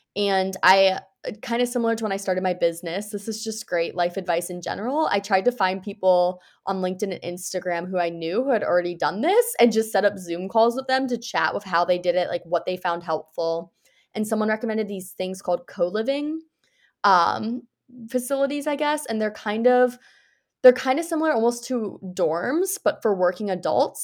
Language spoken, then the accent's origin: English; United States; I'm originally from the United States